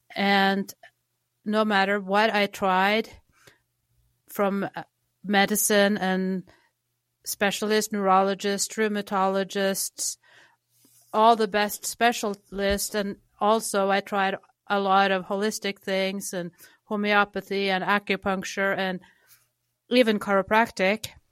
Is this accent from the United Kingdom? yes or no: no; Norway; moved away; I grew up in Norway